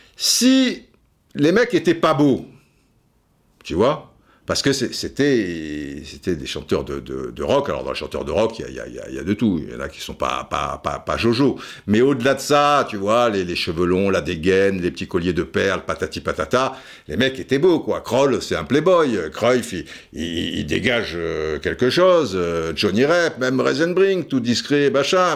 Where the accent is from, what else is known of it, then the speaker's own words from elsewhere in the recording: Cannes, Provence-Alpes-Côte d'Azur, France; also born or lived in Brazzaville, Republic of the Congo; le mec qui arrive de, Cannes